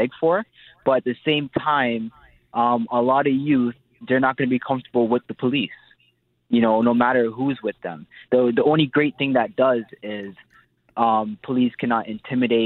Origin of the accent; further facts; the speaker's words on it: Toronto, Ontario, Canada; I grew up in Etobicoke.